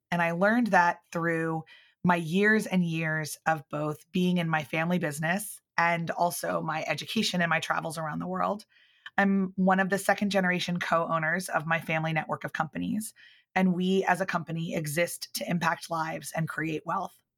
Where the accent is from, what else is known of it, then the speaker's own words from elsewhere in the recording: outside of Philadelphia, Pennsylvania, United States; moved away as an adult; also born or lived in Northern Ireland; I grew up outside of Philadelphia